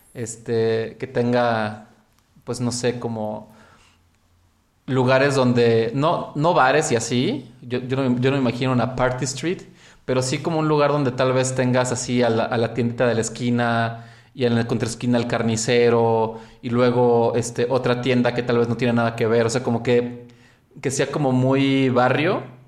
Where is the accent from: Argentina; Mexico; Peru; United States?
Mexico; en mi país, México